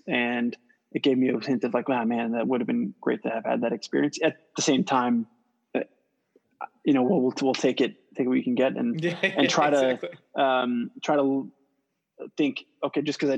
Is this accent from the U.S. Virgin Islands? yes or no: yes; St. Croix, U.S. Virgin Islands; moved away; So I'm born and raised in St. Croix, U.S. Virgin Islands